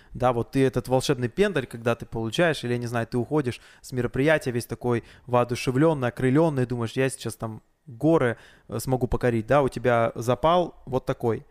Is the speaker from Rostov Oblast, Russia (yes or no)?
no; Blagoveshchensk, Amur Oblast, Russia; с Дальнего Востока, с Благовещенска приехал, вот там мир мероприятие веду